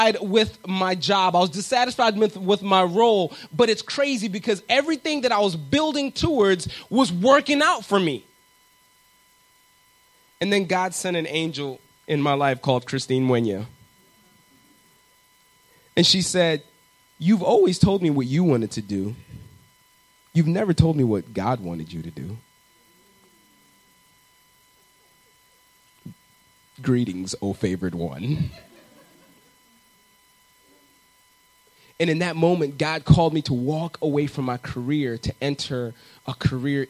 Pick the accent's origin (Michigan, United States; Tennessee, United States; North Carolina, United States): Michigan, United States; Southwest; I grew up in Southwest Michigan